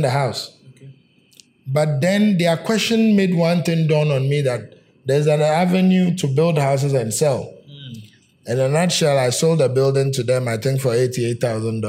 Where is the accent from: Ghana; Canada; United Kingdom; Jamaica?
Ghana; Kwahu, Eastern Region; I'm a Kwao man.